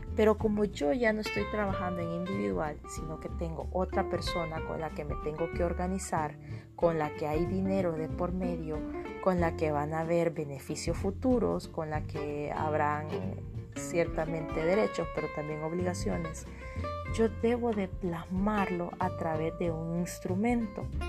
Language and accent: Spanish; El Salvador; como ciudadanos salvadoreños